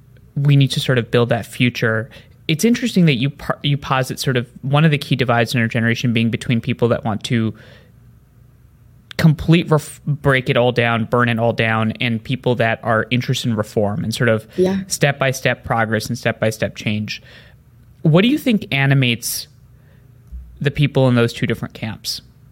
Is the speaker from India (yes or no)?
yes; India; also born or lived in New Jersey, United States; I grew up in a village in India for the first 5 years of my life after I was born in New Jersey, lived with my parents, then came back, then moved around a bunch.